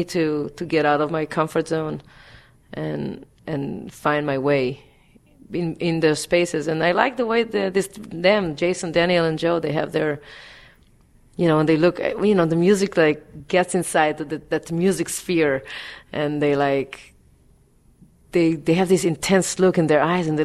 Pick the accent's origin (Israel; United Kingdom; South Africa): Israel; now in New York, United States; I grew up in Israel